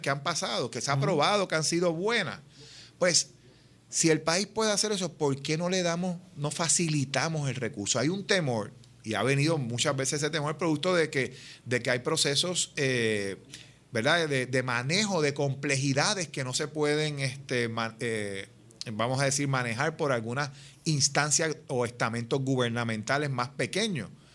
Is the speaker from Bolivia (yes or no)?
no; Puerto Rico; somos puertorriqueñas, puertorriqueños, todos los que estamos aquí trabajando para el país